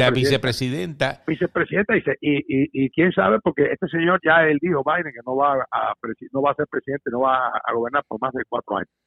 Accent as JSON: {"language": "Spanish", "country": "Cuba", "lives_now": "United States", "said": "como buen americano que soy, porque somos, somos cubanos, somos puertorriqueños y somos americanos"}